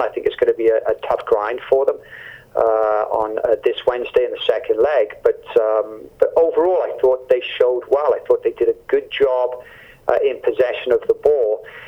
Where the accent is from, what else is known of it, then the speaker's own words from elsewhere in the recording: Canada; as a Canadian